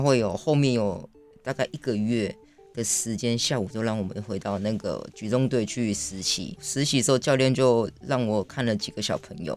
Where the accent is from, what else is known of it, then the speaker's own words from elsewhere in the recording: Taiwan; 我是在部落里面长大的